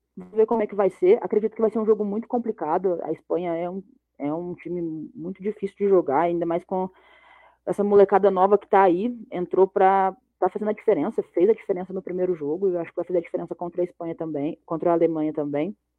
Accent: Brazil; Eu, como brasileira

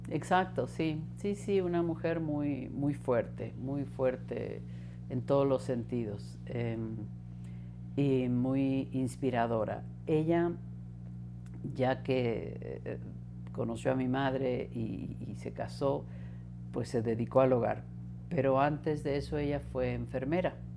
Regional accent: Mexico City, Mexico; first language Spanish; nacimos aquí en la Ciudad de México, crecí al sur de la ciudad

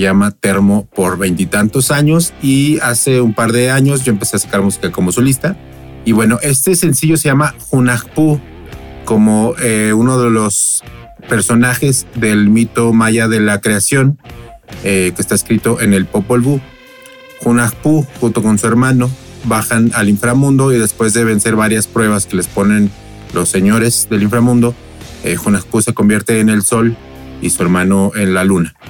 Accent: Guadalajara, Jalisco, Mexico; yo soy un músico de Guadalajara.

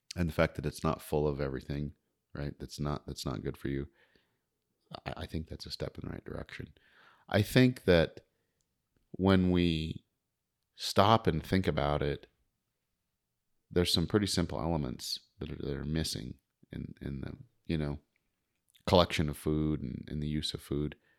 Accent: Crowheart, Wyoming, United States; moved away; also born or lived in Montana; growing up in Crowheart like I did or, you know, around Fort Washakie

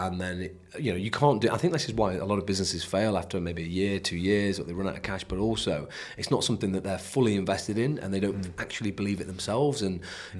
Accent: United Kingdom; we're British

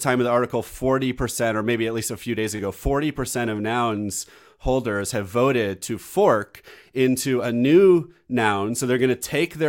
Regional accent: United States; I'm American.

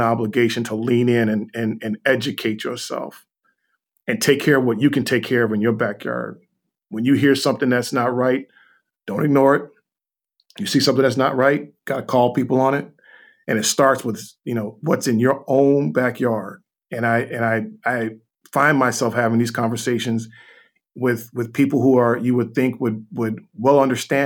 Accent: Chicago, Illinois, United States; we're both from Chicago

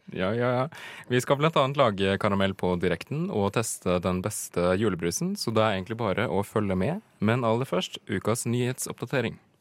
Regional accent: Hedmark, Innlandet, Norway; Jeg er jo fra Hedmark

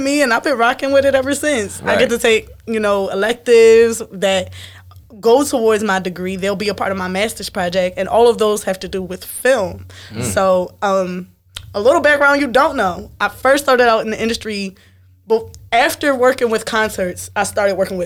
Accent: Philadelphia, Pennsylvania, United States; moved away as an adult; now in Baltimore, United States; I'm fresh out of Philly.

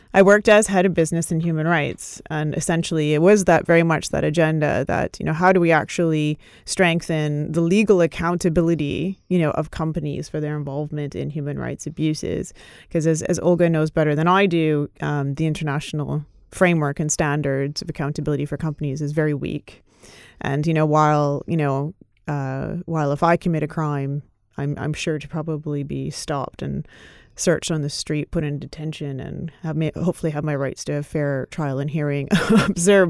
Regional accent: Canada; I grew up in Canada

